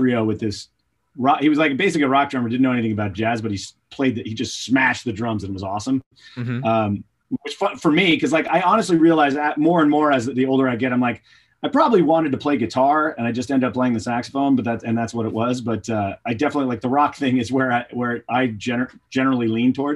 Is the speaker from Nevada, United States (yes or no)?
no; Moraga, Orinda, Lafayette, California, United States; also born or lived in San Jose, California; now in New York, United States; From California originally. So San Jose, and then a little town outside of there of San Jose, like right near Berkeley, the first town out through the tunnel to Berkeley. So it's Moraga, Orinda, Lafayette. That's where I grew up